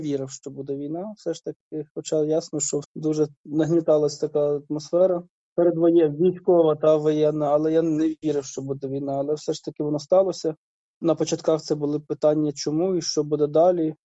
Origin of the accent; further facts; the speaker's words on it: Kherson Oblast, Ukraine; moved away as an adult; also born or lived in Melitopol; я родом з Херсонщини, моє село в окупації